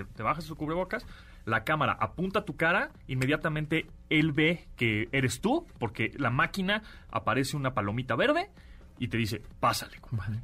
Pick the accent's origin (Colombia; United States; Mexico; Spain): Mexico